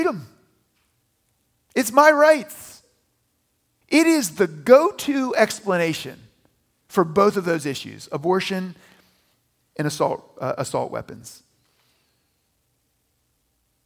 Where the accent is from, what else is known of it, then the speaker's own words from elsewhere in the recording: United States; I grew up near West Virginia.